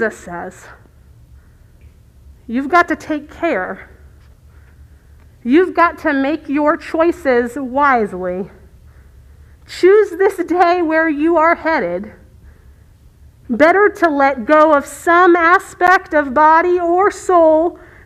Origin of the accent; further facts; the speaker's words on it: Virginia Beach, Virginia, United States; Virginia Beach, which is my hometown